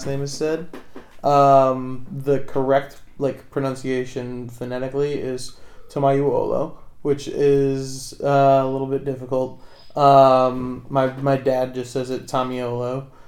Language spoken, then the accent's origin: English; Wethersfield, Connecticut, United States; also born or lived in Hartford, Connecticut; my hometown is Wethersfield, Connecticut, which is the town just south of Hartford